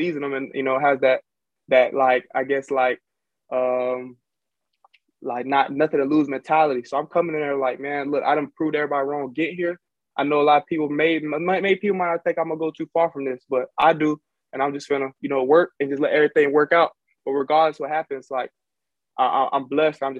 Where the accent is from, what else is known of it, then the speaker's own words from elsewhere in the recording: Jacksonville, Florida, United States; moved away as an adult; also born or lived in Fort Valley, Georgia; I'm from Jacksonville